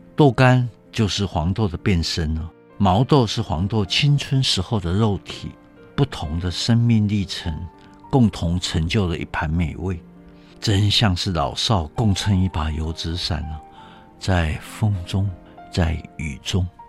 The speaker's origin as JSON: {"language": "Chinese", "country": "Taiwan", "said": "不过我们台湾人勤俭持家已经变成集体的习惯了"}